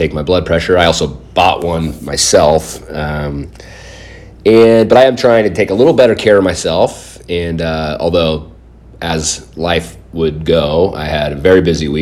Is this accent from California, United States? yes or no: yes; San Diego, California, United States; I grew up down in San Diego